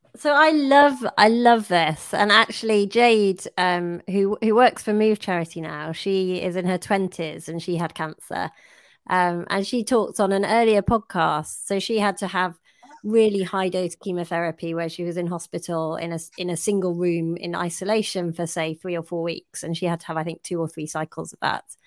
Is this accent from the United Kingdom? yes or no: yes; United Kingdom; we're British